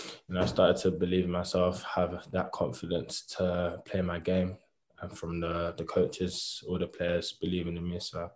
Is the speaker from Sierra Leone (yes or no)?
no; London, United Kingdom; moved away as an adult; now in Bristol, United Kingdom; I grew up in London. Been there all my life. Went to Trinity School, Belvedere, Kent.